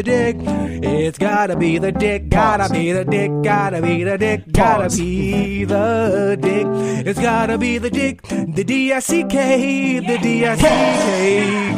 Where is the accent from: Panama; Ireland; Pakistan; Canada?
Panama; I'm not even black. I'm Panamanian